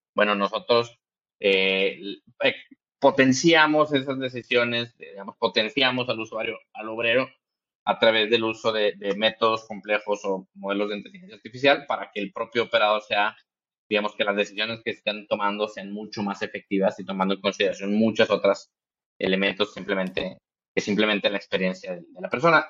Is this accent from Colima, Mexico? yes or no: no; Monterrey, Nuevo León, Mexico; yo soy de Monterrey, Nuevo León, en México